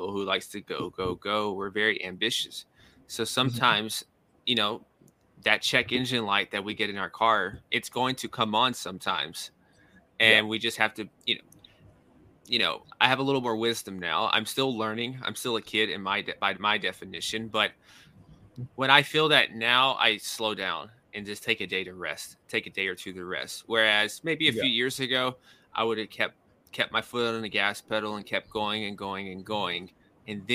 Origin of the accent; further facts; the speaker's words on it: Nashville, Tennessee, United States; moved away as an adult; also born or lived in New York City; I'm from Nashville, Tennessee. That's the southern portion of the U.S.